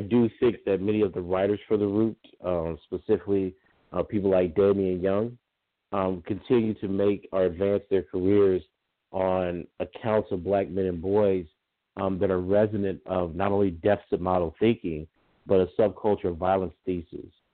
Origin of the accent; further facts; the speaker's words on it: Lake Charles, Louisiana, United States; I was born and reared in the South my whole life